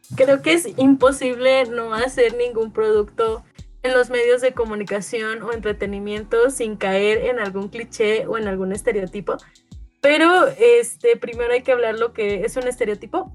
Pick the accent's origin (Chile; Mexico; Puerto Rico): Mexico; cómo yo me percibo como mexicana